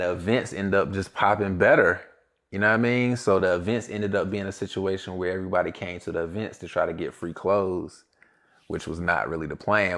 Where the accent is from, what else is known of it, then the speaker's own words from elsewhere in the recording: Greensboro, North Carolina, United States; I'm from Greensboro, North Carolina